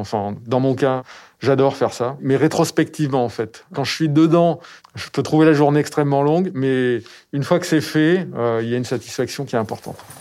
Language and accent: French; Périgord, Nouvelle-Aquitaine, France; J'ai grandi dans le Périgord